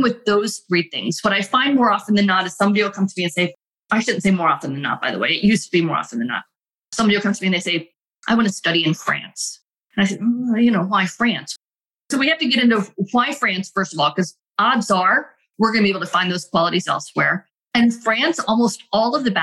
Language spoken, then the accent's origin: English; United States; as an American